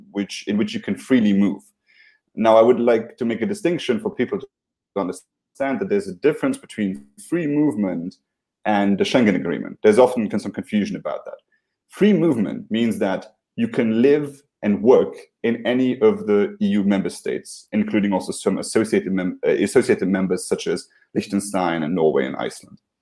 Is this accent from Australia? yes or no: no; Luxembourg; I'm originally from Luxembourg